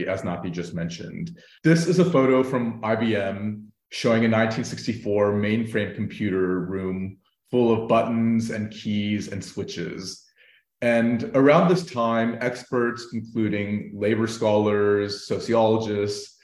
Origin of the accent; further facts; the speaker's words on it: United States; now in Berlin, Germany; I'm an Indian-American man joining in from Berlin